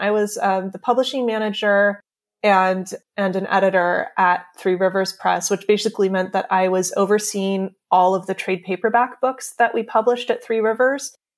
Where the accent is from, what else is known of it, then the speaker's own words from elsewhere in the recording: California, United States; moved away as an adult; also born or lived in New York; now in Pacific Grove, United States; We're both from California, And we actually both, we grew up about fifteen minutes away from each other